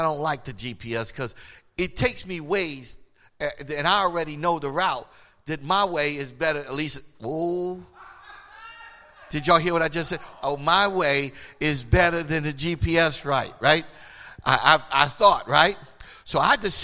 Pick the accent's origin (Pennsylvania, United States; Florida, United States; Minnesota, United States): Pennsylvania, United States; Philadelphia; I'm from Philly